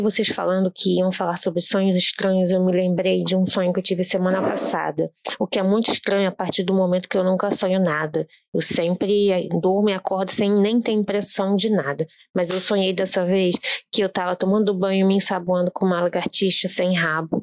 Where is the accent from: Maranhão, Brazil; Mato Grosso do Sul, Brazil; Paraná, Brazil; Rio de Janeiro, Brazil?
Rio de Janeiro, Brazil; sou do Rio